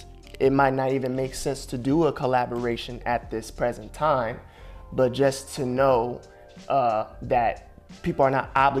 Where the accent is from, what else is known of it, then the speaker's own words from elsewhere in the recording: East Orange, New Jersey, United States; moved away as an adult; now in Los Angeles, United States; I am from Jersey.